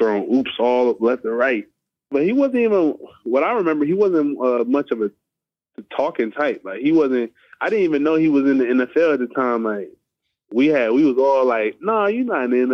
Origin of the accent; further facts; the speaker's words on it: California, United States; I grew up in California, I played basketball